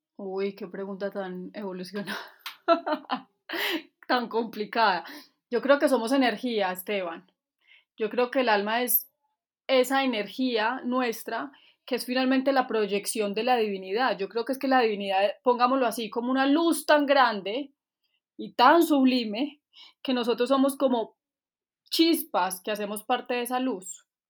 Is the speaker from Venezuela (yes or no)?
no; Manizales, Caldas, Colombia; moved away; also born or lived in Bogotá; de Manizales. Y estoy viviendo acá otra vez. Me fui como 12 años o 13 para Bogotá, pero me volví hace